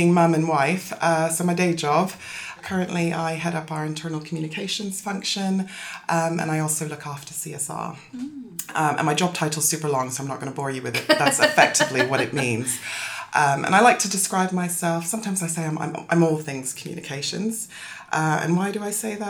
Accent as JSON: {"language": "English", "town": "Toronto", "region": "Ontario", "country": "Canada", "tie": "born or raised there", "also_born_or_lived": "South London, United Kingdom / California, United States / Guyana", "moved": "as an adult", "lives_now": "London, United Kingdom", "said": "I am British born, but, you know, brace yourself for a very odd accent. Moved to Canada when I was 7, so I grew up in Toronto."}